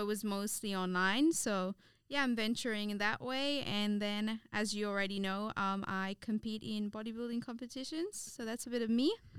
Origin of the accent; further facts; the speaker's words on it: Seychelles; moved away as an adult; now in Australia; I was born here, but I grew up in the Seychelles.